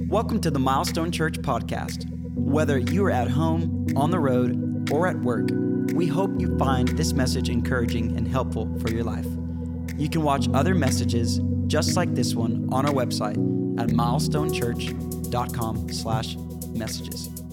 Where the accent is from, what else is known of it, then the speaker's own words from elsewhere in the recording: Louisiana, United States; accent: Cajun; now in Arkansas, United States; i'm a cajun from Louisiana. I live in Arkansas, two different places